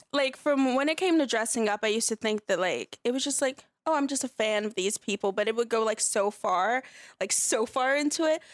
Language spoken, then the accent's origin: English; Los Angeles, California, United States; also born or lived in North Carolina; grew up mostly in L